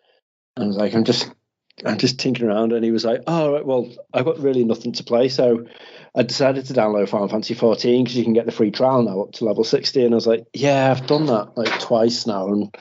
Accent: Mauritius; I'm actually from Mauritius and it's beautiful. So tropical.

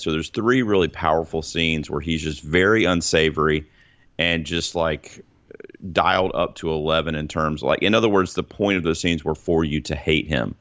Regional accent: United States; us as Americans

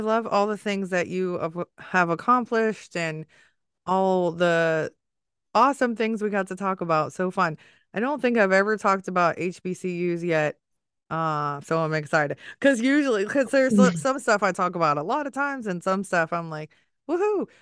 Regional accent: Maryland area and DC, United States; also born or lived in Washington, D.C.; I grew up in the Maryland area and DC

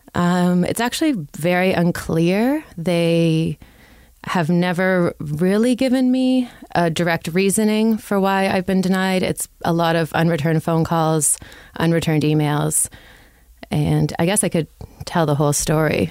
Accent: Toronto, Ontario, Canada; also born or lived in Ottawa; I'm from Toronto.

